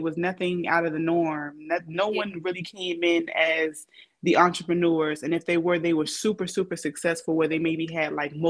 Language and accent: English; Savannah, Georgia, United States; also born or lived in Atlanta / Richmond Hill / Riceboro / Hinesville; I'm from Savannah, however, but even within Savannah, I've lived in different like counties like Richmond Hill, Riceboro, Hinesville, everything.